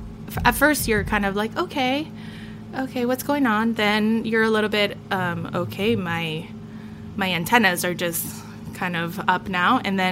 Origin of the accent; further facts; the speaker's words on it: Chile; now in United States; Not how, you know, my parents and myself immigrated in this country. Like, we came from Chile